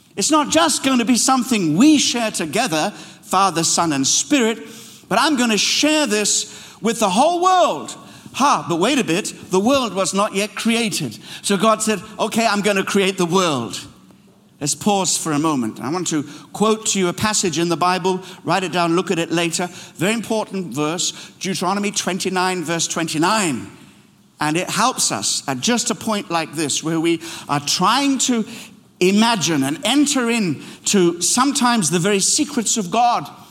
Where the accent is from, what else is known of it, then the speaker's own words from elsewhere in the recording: Kenya; now in London, United Kingdom; I led a mission team into my birthplace, Kenya